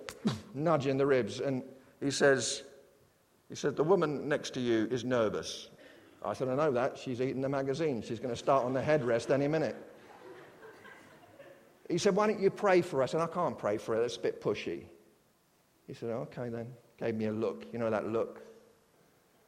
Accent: United Kingdom; I'm British

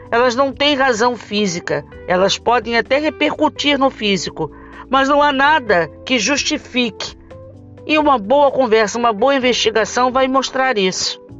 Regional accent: Rio de Janeiro, Brazil; Falo isso porque sou do Rio de Janeiro.

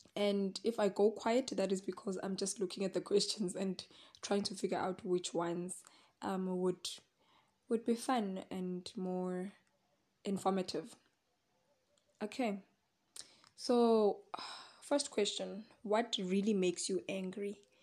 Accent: Secunda, Mpumalanga, South Africa; born or raised there

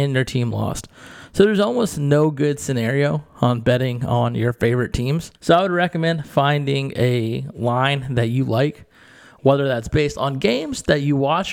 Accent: Louisiana, United States; I am from Louisiana

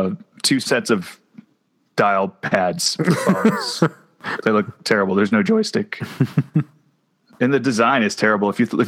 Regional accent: Texas, United States; I'm from Texas.

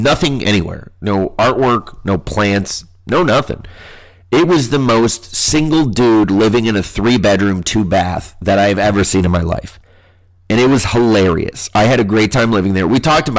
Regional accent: Midwest, United States; I'm from the Midwest

